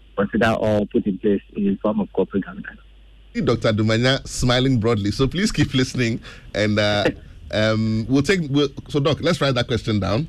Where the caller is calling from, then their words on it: Tema, Greater Accra, Ghana; I'm calling from Tema